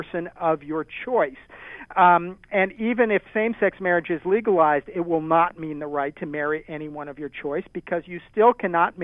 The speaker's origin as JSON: {"language": "English", "region": "Maryland", "country": "United States", "said": "Maryland, which is my home state"}